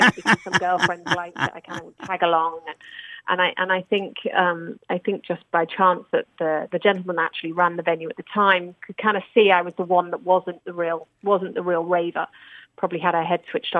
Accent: Bromborough, North West England, United Kingdom; moved away as an adult; also born or lived in London; now in Dubai, United Arab Emirates; I'm originally from the Wirral. Grew up in Bromborough.

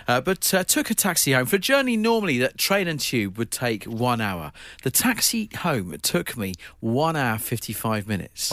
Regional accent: Eastbourne, South East England, United Kingdom; moved away as an adult; my hometown, Eastbourne, it's where I spent the first eighteen years of my life

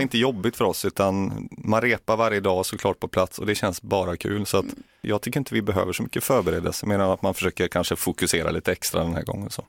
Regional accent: Munkedal, Västra Götaland, Sweden; moved away as an adult; now in Åseda, Sweden; Från Uddevalla från början, eller Munkedal utanför Uddevalla

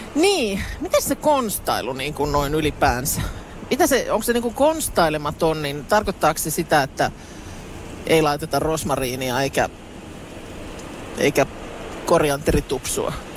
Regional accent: Lahti, Päijät-Häme, Finland; olen itse Lahesta kotoisin ja sillä lailla sellaisesta aika niinku jotenkin murteettomalta alueelta

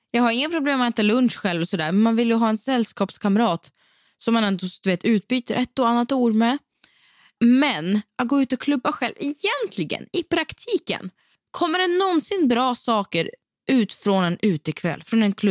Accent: Västra Götaland, Sweden; accent: Gothenburg dialect; Ja, men det är någonting som jag saknar väldigt, väldigt starkt är faktiskt min göteborgska som är ganska så frånvarande nu.

